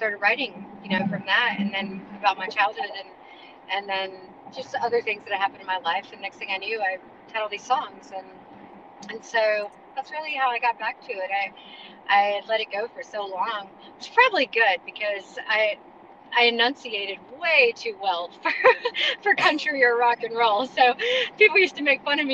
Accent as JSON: {"language": "English", "town": "Charlotte", "region": "North Carolina", "country": "United States", "tie": "born or raised there", "said": "we are from Charlotte, North Carolina. I'm a Carolina girl, born and raised"}